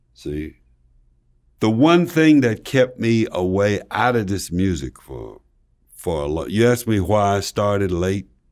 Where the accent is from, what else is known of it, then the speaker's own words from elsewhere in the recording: Slab Fork, West Virginia, United States; moved away; I'm from Slab Fork, West Virginia